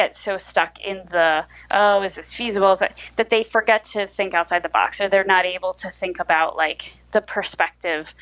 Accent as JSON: {"language": "English", "region": "rural New Jersey", "country": "United States", "tie": "born or raised there", "lives_now": "Newark, United States", "said": "I grew up in rural New Jersey, which does exist"}